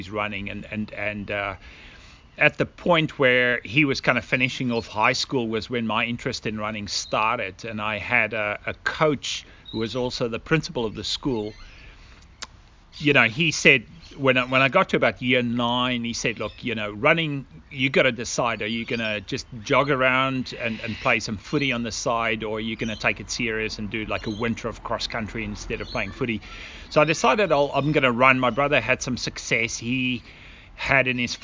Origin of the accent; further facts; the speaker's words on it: South Africa; moved away as an adult; also born or lived in United States; now in Australia; we immigrated from South Africa to Australia at approximately, I think it's going about 16 years ago